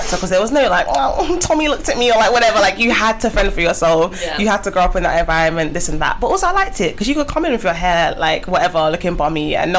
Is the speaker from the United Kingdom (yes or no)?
yes; London, United Kingdom; I'm from South East. Not ashamed to say I'm from the trenches. But yeah, not from Peckham, but I live near Peckham